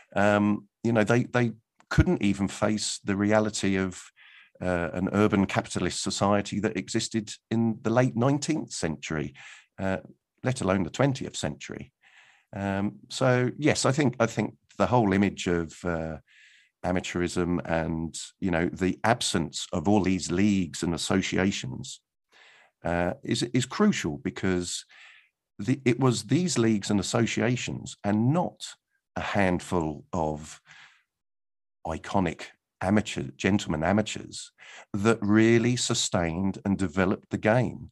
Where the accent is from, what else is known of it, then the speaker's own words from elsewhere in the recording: Guildford, South East England, United Kingdom; my hometown, uh, of Guildford.